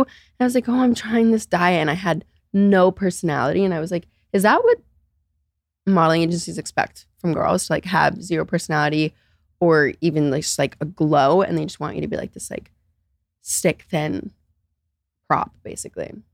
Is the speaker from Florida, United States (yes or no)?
yes; Naples, Florida, United States; I grew up in Naples, Florida